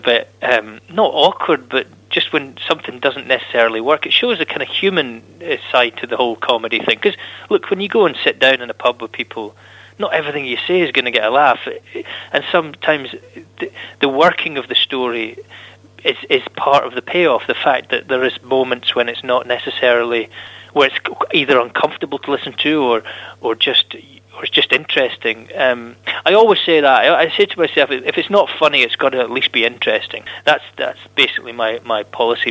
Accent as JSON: {"language": "English", "region": "Scotland", "country": "United Kingdom", "said": "about being Scottish"}